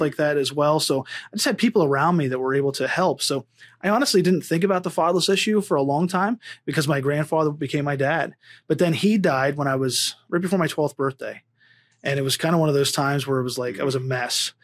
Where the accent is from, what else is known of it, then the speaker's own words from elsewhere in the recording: Pennsylvania, United States; now in Las Vegas, United States; I grew up in Pennsylvania.